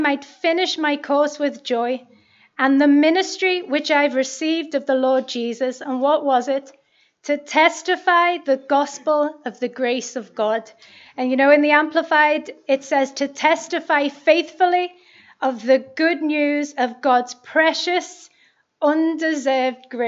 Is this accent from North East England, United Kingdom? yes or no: no; Liverpool, North West England, United Kingdom; I'm 39 and I'm from Liverpool.